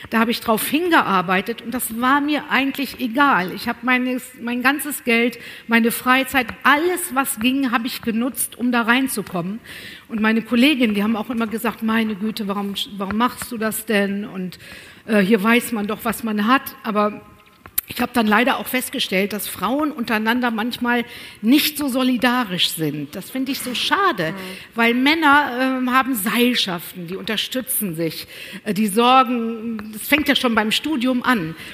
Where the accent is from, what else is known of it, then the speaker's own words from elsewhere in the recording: North Rhine-Westphalia, Germany; Aber ich bin ja auf dem Land groß geworden, im Sauerland.